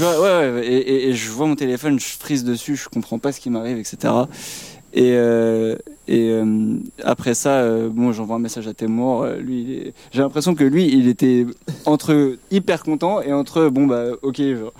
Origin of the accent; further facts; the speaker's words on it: Paris, Île-de-France, France; nous, on est jeunes, on vient de Paris